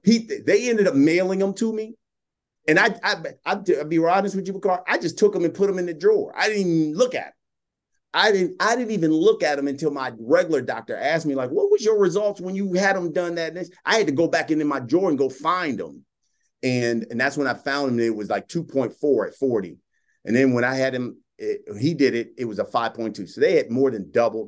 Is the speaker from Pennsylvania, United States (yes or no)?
no; Columbus, Ohio, United States; moved away as an adult; also born or lived in Dallas, Texas; I worked at a news radio station in my hometown of Columbus, Ohio.